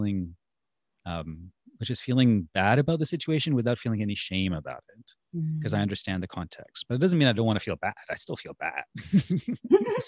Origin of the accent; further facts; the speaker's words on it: India; I'm from India.